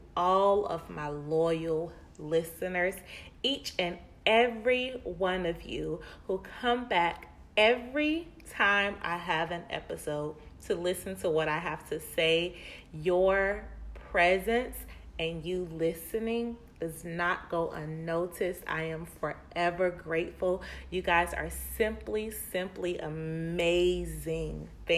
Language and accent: English; Winston-Salem, North Carolina, United States; also born or lived in Charlotte; So I was born and raised in Winston-Salem. And when I turned 16, I moved to Charlotte, North Carolina to live with my aunt.